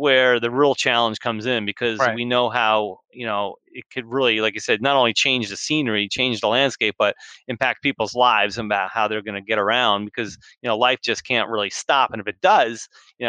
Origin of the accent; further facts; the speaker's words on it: New Jersey, United States; Growing up as a kid, I grew up in New Jersey